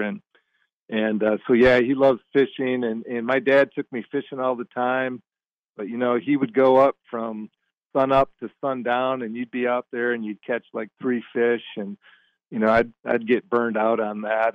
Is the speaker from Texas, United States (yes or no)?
no; Michigan, United States; I grew up in Michigan